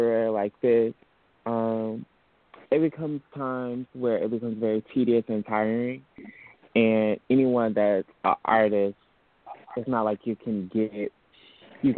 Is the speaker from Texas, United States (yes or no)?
no; Detroit, Michigan, United States; moved away as an adult; now in Atlanta, United States; I'm from Detroit, Michigan. I came down to Atlanta, Georgia for school.